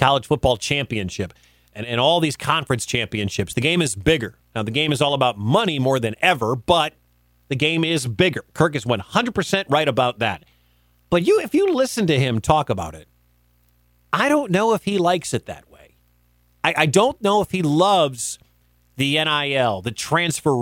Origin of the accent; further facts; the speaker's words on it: Midwest, United States; where I grew up in the Midwest, in the Big Ten